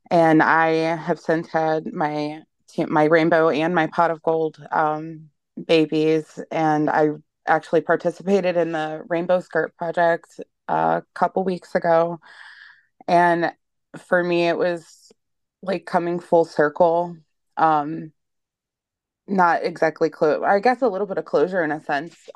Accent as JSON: {"language": "English", "region": "Ohio", "country": "United States", "said": "um, I'm from Ohio in the USA."}